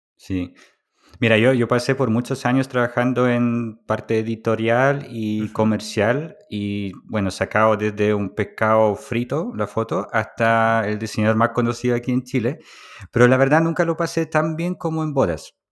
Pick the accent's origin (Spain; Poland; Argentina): Poland; moved away; Polonia, que es mi país natal